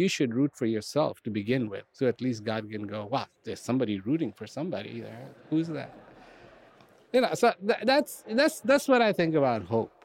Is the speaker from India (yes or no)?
yes; India; I was born in India